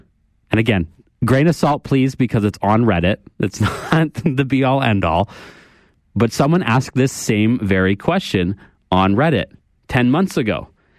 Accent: Cambridge, Ontario, Canada; Anyone from Cambridge, please correct me if I'm wrong. I grew up in the Tri-Cities, so that is what I remember.

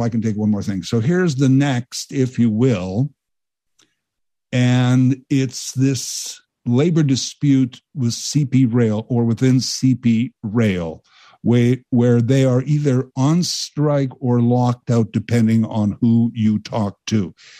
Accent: Canada; And let me add, I'm a Canadian hero. There are millions of us.

